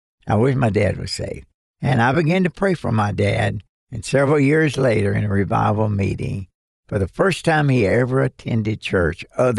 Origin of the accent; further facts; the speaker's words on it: Western Kentucky, United States; I was born and raised in Western Kentucky. My dad was a coal miner, and I've often told people when I was born on May the 30th, 1933, I was born into abject poverty.